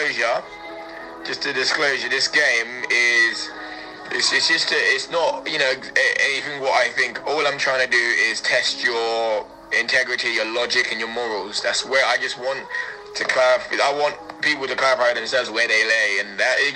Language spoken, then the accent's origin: English; Luton, East of England, United Kingdom; my hometown club